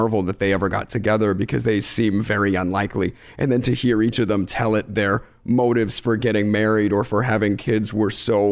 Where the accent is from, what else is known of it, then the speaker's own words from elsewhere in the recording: Philadelphia, Pennsylvania, United States; growing up in Philadelphia in a, you know, lower middle class neighborhood, going to public school and it's K-12